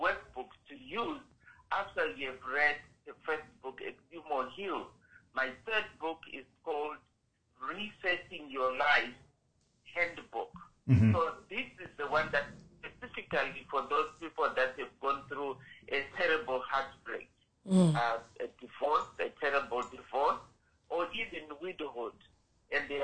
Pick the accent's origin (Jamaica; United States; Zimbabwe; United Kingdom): Zimbabwe; now in Canada; I'm originally from Zimbabwe, but now I'm residing in Canada